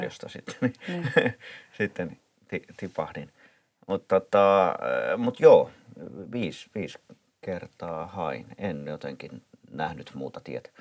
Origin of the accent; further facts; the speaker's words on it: Helsinki, Uusimaa, Finland; Pitäjänmäen lapsia, mistä mä oon kotoisin